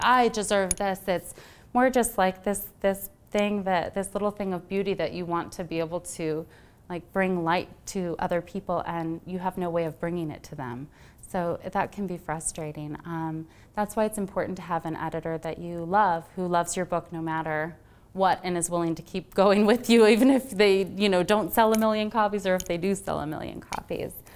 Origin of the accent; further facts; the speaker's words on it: Wisconsin, United States; also born or lived in Illinois; I'm actually from Wisconsin and Illinois originally